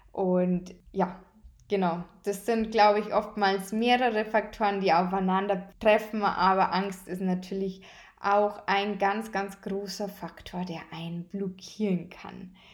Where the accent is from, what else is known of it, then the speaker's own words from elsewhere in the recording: Bavaria, Germany; Bei uns in Bayern heißt es Fasching.